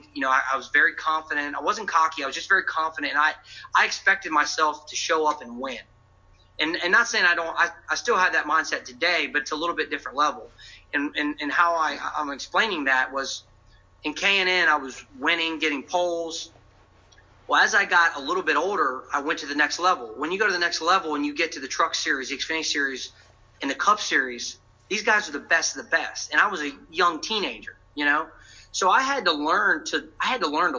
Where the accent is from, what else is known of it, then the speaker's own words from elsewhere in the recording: Virginia, United States; I grew up in Virginia, was racing motorcycles